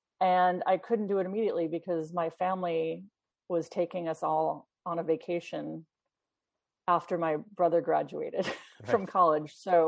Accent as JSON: {"language": "English", "region": "London", "country": "United Kingdom", "tie": "born there", "said": "Yeah, well, I was born in London, actually, and my mother was from Sweden and my father was a New Yorker."}